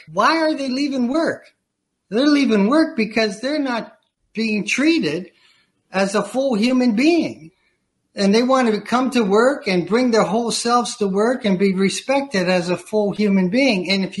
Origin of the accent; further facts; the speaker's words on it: Chicago, Illinois, United States; I had the opportunity, I'm from Chicago, I had the opportunity to enroll within Second City Improvisational Theater